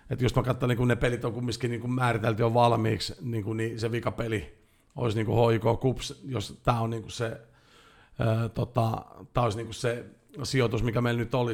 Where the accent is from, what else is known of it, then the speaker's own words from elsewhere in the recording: Jyväskylä, Central Finland, Finland; Mä oon Jyväskylästä.